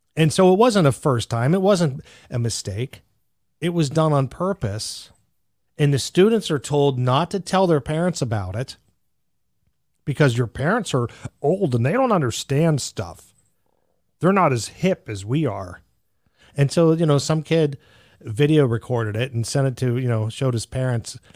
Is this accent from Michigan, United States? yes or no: no; Greensburg, Pennsylvania, United States; there was a Hempfield High School not far from where I grew up in Pennsylvania